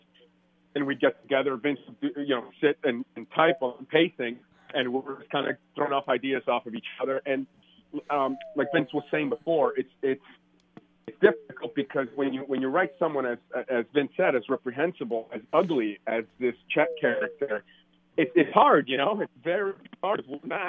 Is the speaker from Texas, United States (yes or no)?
no; outside Detroit, Michigan, United States; also born or lived in Mexico City, Mexico; It's my hometown